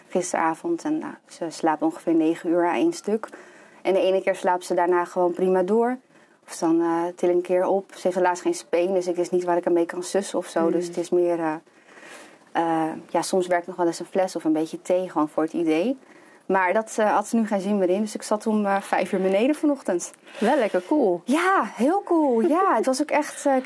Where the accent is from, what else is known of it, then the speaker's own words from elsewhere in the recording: Lelystad, Flevoland, Netherlands; also born or lived in Amsterdam; Ik ben geboren in Amsterdam. Ja. En toen mijn zusje geboren werd, zijn mijn ouders eh, verhuisd naar Lelystad. Ja. En eh, ja, altijd hier gewoond, gebleven.